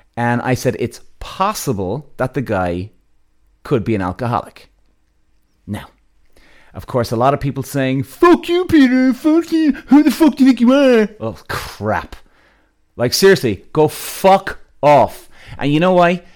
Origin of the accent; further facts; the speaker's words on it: Ireland; I'm Irish